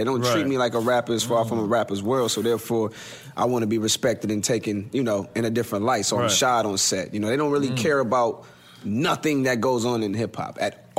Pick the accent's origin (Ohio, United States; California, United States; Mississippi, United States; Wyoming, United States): Ohio, United States; Columbus; my hometown in Columbus, Ohio